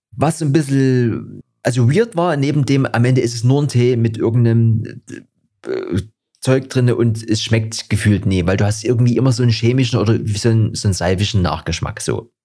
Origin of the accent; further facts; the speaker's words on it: Dresden, Saxony, Germany; bei uns in Dresden